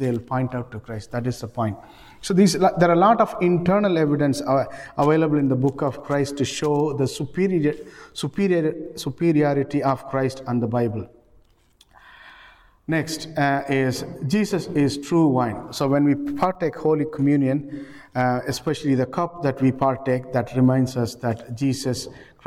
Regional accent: Ireland; We are known for, as Irish people in this country, we are very well known for charity

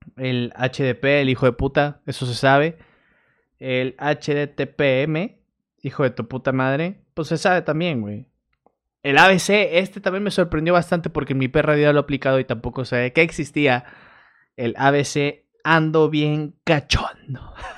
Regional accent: Torreón, Coahuila, Mexico; now in Monterrey, Mexico; yo soy de Torreón

